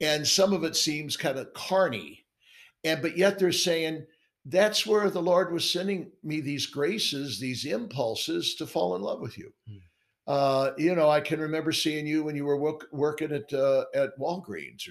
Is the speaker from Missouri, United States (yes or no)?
yes; St. Louis, Missouri, United States; now in New York, United States; a section of St. Louis. It's my hometown called Dogtown